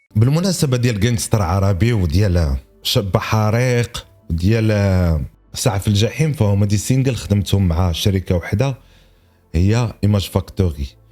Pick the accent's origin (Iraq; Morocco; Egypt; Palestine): Morocco; عندنا في المغرب